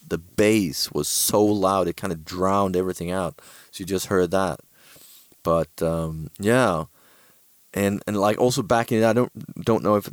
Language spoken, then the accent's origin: English; Sweden; I said I was from Sweden